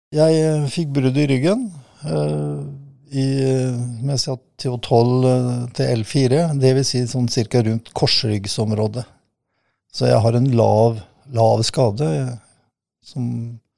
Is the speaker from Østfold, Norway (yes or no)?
yes; Kråkerøy, Østfold, Norway; also born or lived in Fredrikstad; Opprinnelig så er hjertet mitt uh, lagt uh, på Kråkerøy. Det er der jeg kommer ifra.